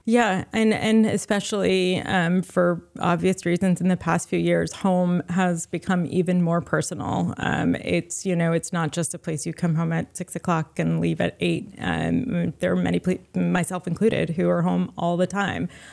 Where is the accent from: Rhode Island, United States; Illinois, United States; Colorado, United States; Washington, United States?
Rhode Island, United States; also born or lived in Providence, Rhode Island; I'm from Rhode Island. Um, I grew up in a beach town with 12,000 residents in the winter